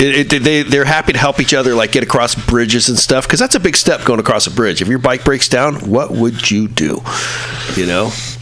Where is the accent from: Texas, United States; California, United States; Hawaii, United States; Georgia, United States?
California, United States; San Francisco; Good old Noe Valley, my hometown, my home neighborhood.